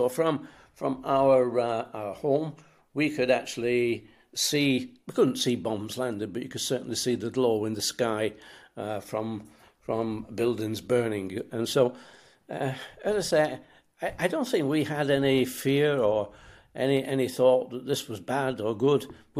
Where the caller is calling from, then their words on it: England, United Kingdom; Well, today we're back in England because we, Julie and I, we do travel an awful lot these days.